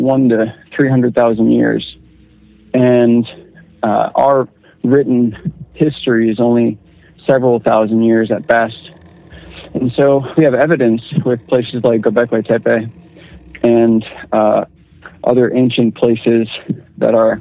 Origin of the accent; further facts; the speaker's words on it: Northern Virginia, United States; I'm actually more from Northern Virginia